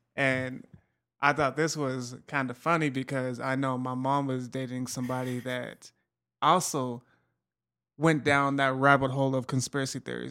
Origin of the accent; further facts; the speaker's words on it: Utah, United States; in Utah, so I try to keep up on my home state